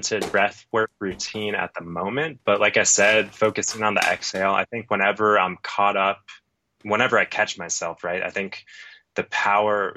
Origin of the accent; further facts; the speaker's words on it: Phoenix, Arizona, United States; now in Colorado, United States; I grew up in Phoenix